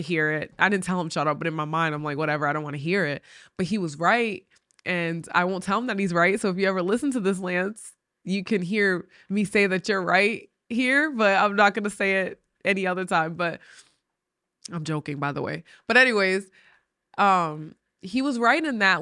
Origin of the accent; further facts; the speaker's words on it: Rhode Island, United States; moved away as an adult; now in West Virginia, United States; I grew up in New England, and it's the smallest state, Rhode Island, but it has a city vibe.